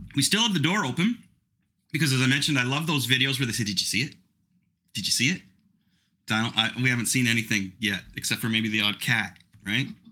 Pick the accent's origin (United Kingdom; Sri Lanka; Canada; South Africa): Canada; I'm I'm Canadian